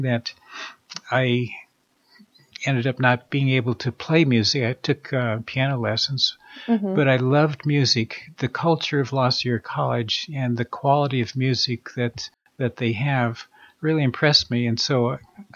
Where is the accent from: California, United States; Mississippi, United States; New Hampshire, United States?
California, United States; Southern; I grew up in Southern California